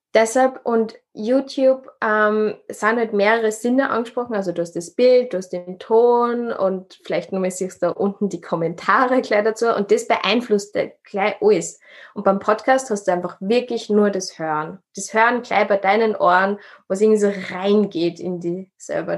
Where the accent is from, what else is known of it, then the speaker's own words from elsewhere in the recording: Upper Austria, Austria; now in Vienna, Austria; ursprünglich ähm, bin ich in Oberösterreich geboren, wohne in Wien